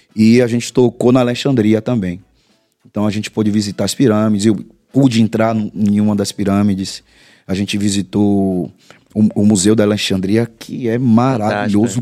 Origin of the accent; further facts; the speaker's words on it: Salvador, Bahia, Brazil; eu sou do bairro de Pernambués